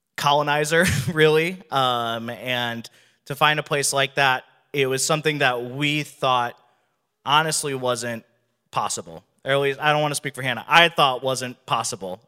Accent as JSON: {"language": "English", "region": "Wisconsin", "country": "United States", "moved": "as an adult", "lives_now": "Phoenix, United States", "said": "I'm from Wisconsin originally."}